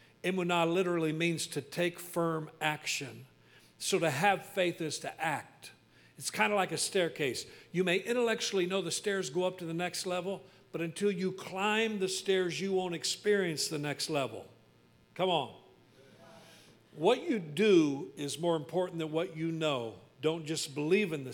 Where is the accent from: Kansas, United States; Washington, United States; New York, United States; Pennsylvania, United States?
Kansas, United States; Wichita; moved away; also born or lived in Fredonia, Kansas / Cherryvale, Kansas; I was born in Fredonia, Kansas